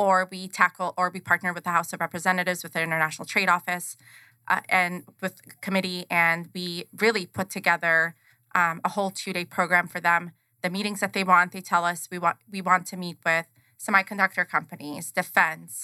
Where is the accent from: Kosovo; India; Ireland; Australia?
Kosovo; now in Arizona, United States; I'm originally from Kosovo. My family immigrated to Arizona as war refugees. I grew up during the war.